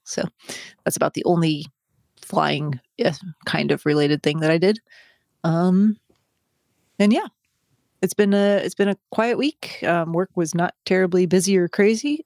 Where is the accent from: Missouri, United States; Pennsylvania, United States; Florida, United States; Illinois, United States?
Illinois, United States; Chicago; Mike and I are from Chicago